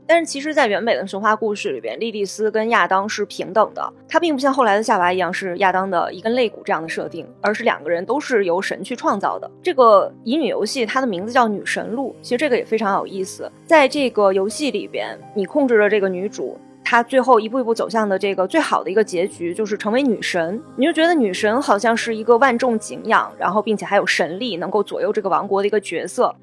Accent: China; 我们都是中国人

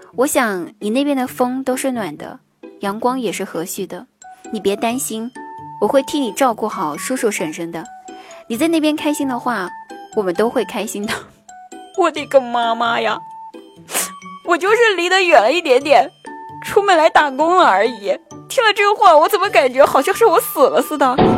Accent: Sichuan, China; accent: Sichuan accent; 明明知道我的广东话说的是非常的好，怎么一口四川腔啊

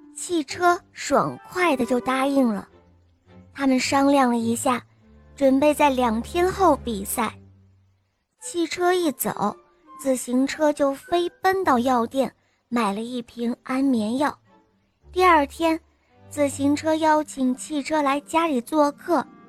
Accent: Shenzhen, Guangdong, China; 我今年五岁了，我来自深圳

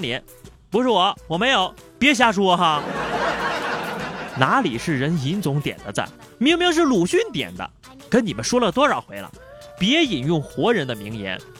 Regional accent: northern China, China; 因为我是北方人，

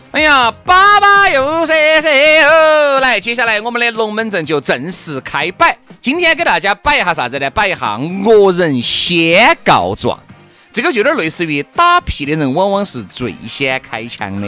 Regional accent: Sichuan, China; 我们四川这边

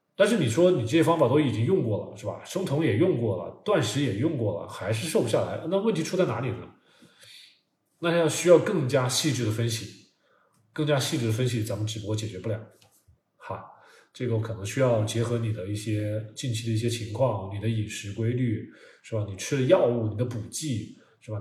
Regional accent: China; 我们中国人

